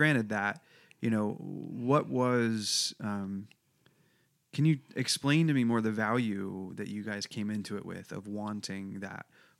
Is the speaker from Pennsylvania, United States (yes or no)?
yes; Harrisburg, Pennsylvania, United States; I grew up in Harrisburg, in the greater Harrisburg area